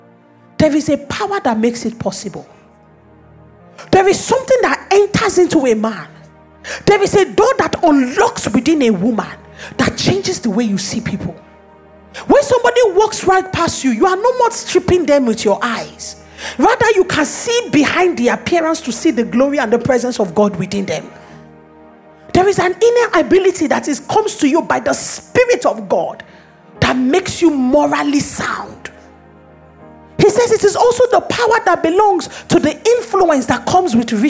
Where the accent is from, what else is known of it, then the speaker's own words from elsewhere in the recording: Lagos, Nigeria; I refuse to believe that my nature is that I am Nigerian, I am a woman, I live in Lagos.